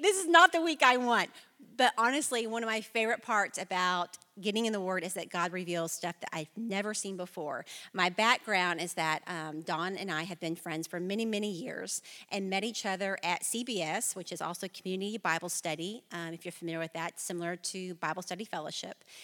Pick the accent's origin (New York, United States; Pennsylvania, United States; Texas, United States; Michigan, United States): Texas, United States; Flower Mound; I was born and raised in Flower Mound, Texas